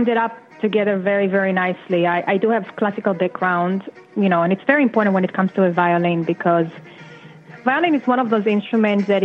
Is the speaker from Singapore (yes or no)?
no; Israel; English is a second language; moved away as an adult; now in United States; I was kind of a rookie in this country. I came here from Israel. My English was like me no English.